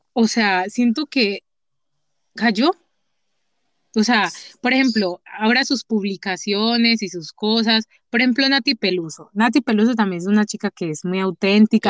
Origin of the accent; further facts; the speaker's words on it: Medellín, Antioquia, Colombia; accent: paisa; also born or lived in Chocó; yo nací en el Chocó, pero yo, la gente me dice que yo soy paisa, porque vivo toda mi vida en Medellín